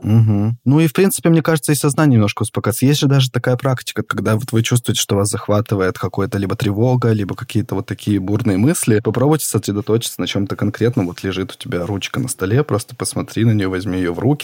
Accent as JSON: {"language": "Russian", "town": "Yekaterinburg", "region": "Sverdlovsk Oblast", "country": "Russia", "said": "мы не из Москвы и не из Петербурга, мы из Екатеринбурга"}